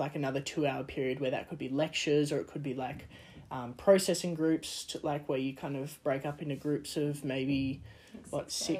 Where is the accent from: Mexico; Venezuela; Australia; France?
Australia; moved away as an adult; now in Lausanne, Switzerland; growing up in Australia, we don't really learn another language.